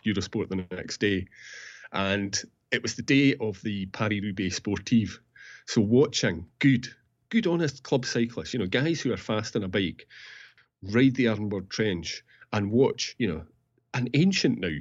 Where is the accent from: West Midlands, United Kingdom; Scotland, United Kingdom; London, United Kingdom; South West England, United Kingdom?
Scotland, United Kingdom; Peebles; Peebles, my hometown